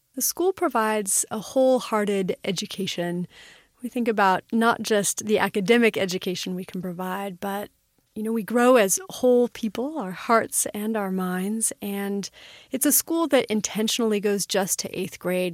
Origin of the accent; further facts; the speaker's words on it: Los Angeles, California, United States; growing up in Los Angeles, a busy, buzzy city